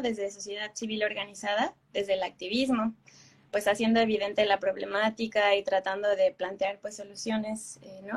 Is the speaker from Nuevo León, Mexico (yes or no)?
no; Querétaro, Mexico; mi ciudad natal, que es Querétaro